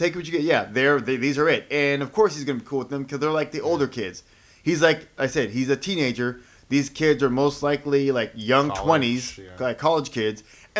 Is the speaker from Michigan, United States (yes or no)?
no; San Diego, California, United States; we're from San Diego.